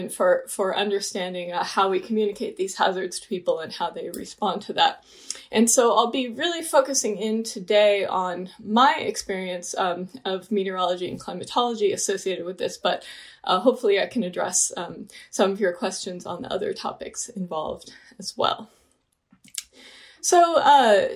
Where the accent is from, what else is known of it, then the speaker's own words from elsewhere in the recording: Santa Barbara County, Southern California, United States; I grew up in Southern California in Santa Barbara County